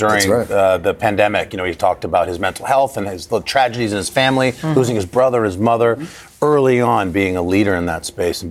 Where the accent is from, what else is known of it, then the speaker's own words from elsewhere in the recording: California, United States; moved away; out west in my home state, Uncle Al, in California.